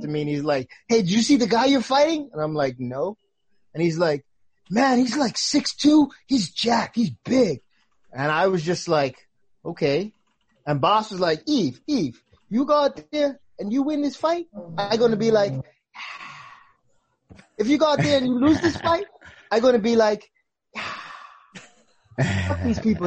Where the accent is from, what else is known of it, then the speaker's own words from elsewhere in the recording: Bahamas; I grew up in the Bahamas